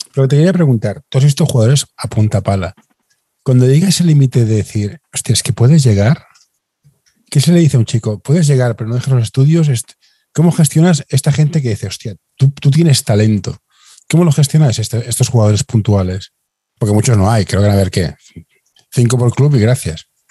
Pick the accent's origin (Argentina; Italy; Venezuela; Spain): Spain; Barcelona, Catalonia; Yo, que soy de Barcelona